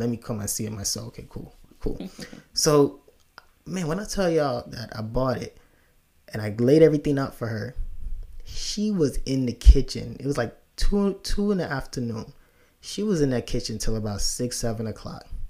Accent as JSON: {"language": "English", "country": "Nigeria", "moved": "yes", "lives_now": "United States", "said": "me being African immigrant"}